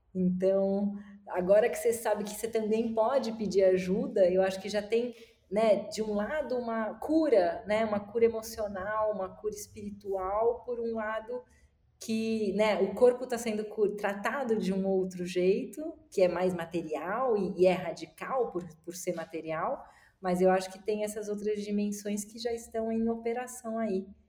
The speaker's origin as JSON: {"language": "Portuguese", "town": "Florianópolis", "region": "Santa Catarina", "country": "Brazil", "tie": "born or raised there", "moved": "as an adult", "said": "Eu cresci dos 8 aos 18 anos, eu morei em Florianópolis"}